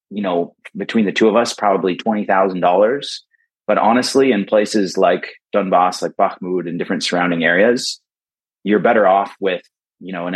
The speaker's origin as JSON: {"language": "English", "country": "United States", "moved": "as an adult", "lives_now": "Berlin, Germany", "said": "I'm American"}